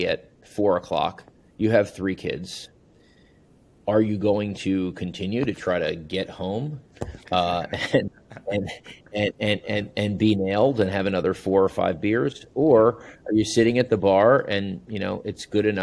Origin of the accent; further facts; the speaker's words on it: Long Island, New York, United States; moved away as an adult; also born or lived in Chicago; coming from, you know, the mecca of bagels, New York, Long Island